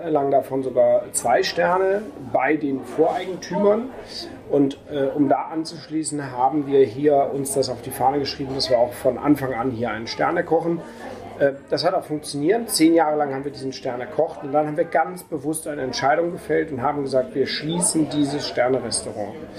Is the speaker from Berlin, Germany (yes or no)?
no; Düsseldorf, North Rhine-Westphalia, Germany; moved away as an adult; also born or lived in Burma / Rügen / Austria / Switzerland; now in Durbach, Germany; gebürtig aus Düsseldorf